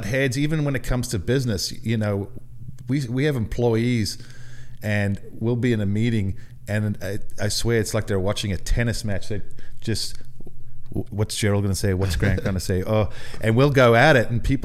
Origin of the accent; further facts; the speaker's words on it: South Africa; moved away; I was not the most popular kid growing up in South Africa